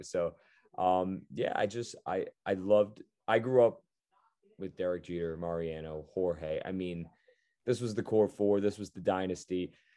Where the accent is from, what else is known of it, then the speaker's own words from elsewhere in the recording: a little north of New York City, United States; I was a little bit north of New York City, but close enough where I'd always go to the stadium